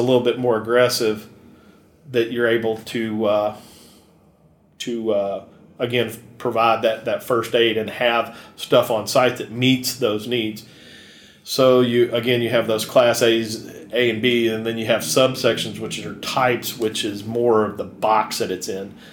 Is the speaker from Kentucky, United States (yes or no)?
yes; Kentucky, United States; I grew up in Kentucky